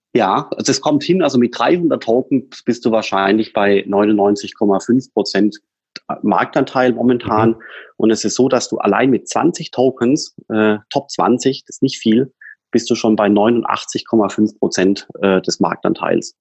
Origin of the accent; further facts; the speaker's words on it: Swabia, Germany; ich bin ja Schwabe